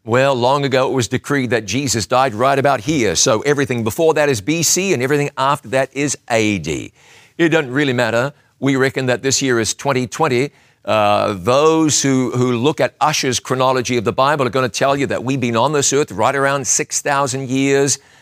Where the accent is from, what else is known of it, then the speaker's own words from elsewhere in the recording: Huntly, Waikato, New Zealand; That's where I was born.